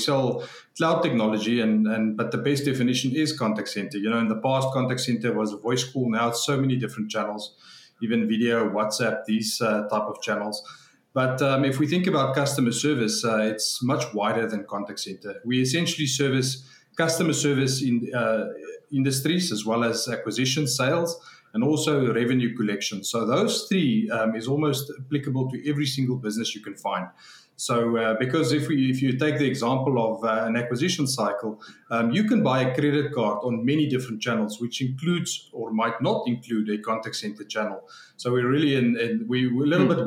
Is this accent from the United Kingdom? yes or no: no; South Africa; I grew up in South Africa